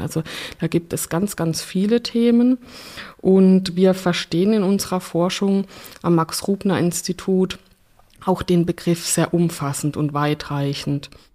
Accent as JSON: {"language": "German", "region": "Rhineland-Palatinate", "country": "Germany", "said": "Ich komme ja aus der Pfalz"}